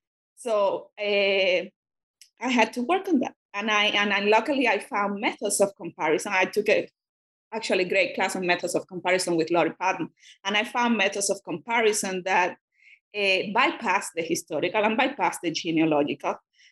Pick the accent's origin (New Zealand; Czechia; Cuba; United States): Cuba; first language Spanish; English is a second language; I'm a Spanish speaker, and I grew up in Cuba, and it happened to be that in communist Cuba, when I was a student, those readings were forbidden